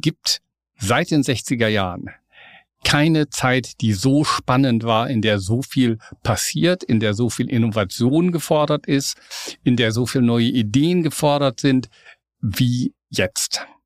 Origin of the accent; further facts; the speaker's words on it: Lippe, North Rhine-Westphalia, Germany; now in Hamburg, Germany; Ich bin ja ein Beuter Hamburger. Ich komme aus Westfalen, aus Ostwestfalen, okay. aus Lippe, um ganz genau zu sein